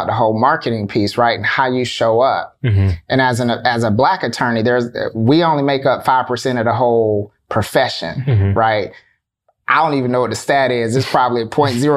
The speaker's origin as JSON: {"language": "English", "region": "South Florida", "country": "United States", "said": "We're originally from South Florida"}